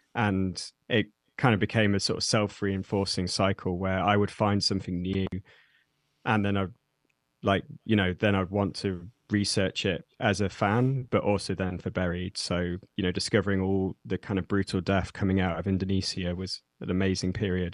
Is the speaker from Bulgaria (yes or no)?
no; Nottingham, East Midlands, United Kingdom; I'm from the U K. I grew up in Nottingham, which is a, a city in the, the middle of the U K, that, in the Midlands.